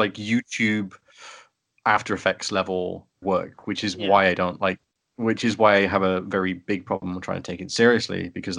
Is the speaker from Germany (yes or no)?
yes; Germany; One of the greatest things when I grew up, well, when I was growing up in Germany. So there were a lot more TV channels in Germany, so you had a lot more choice. Being a British kid in Germany kind of limits what I can watch on TV.